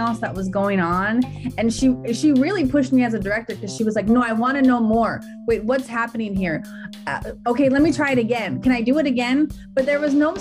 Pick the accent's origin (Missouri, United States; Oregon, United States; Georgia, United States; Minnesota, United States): Minnesota, United States; I'm from Minnesota